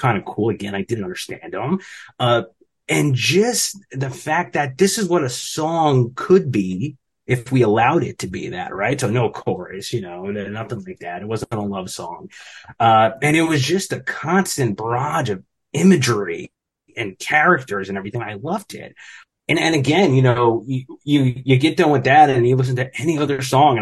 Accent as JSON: {"language": "English", "region": "New Jersey", "country": "United States", "tie": "born or raised there", "said": "a normal kid kind of growing up in Jersey"}